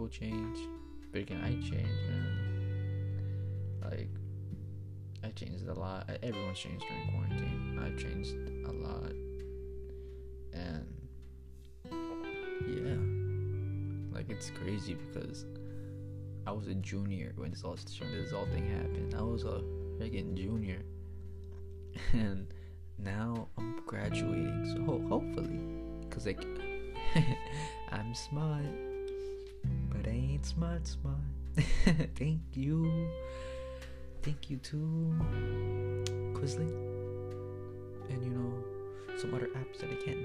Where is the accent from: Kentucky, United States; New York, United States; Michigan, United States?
New York, United States; I'm from New York